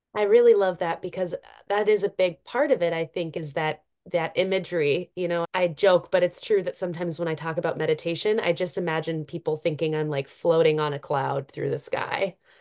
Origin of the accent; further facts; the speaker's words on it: Cook County, Minnesota, United States; growing up in Cook County as, you know, a teenager